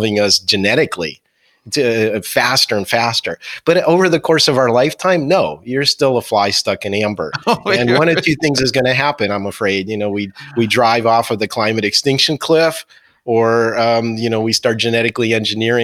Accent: near Philadelphia, Pennsylvania, United States; also born or lived in New Jersey; I grew up near Philadelphia. I went to high school in New Jersey

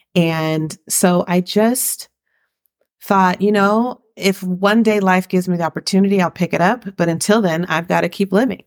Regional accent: Riverside, California, United States; moved away as an adult; also born or lived in San Francisco Bay Area, California; now in Valencia, Spain; I was raised in Riverside, California

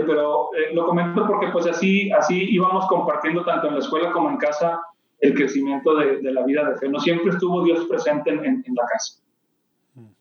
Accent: Monterrey, Nuevo León, Mexico; Nací en Monterrey, Nuevo León, aquí donde, donde vivo actualmente

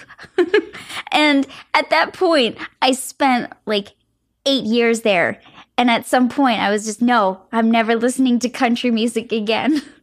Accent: Florida, United States; moved away; It was actually where I was born. And so it feels like I'm coming back to my hometown almost

